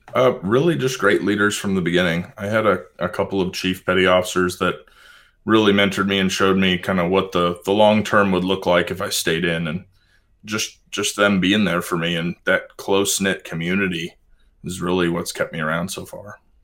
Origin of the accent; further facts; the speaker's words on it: Pacific Northwest, United States; I grew up in the Pacific Northwest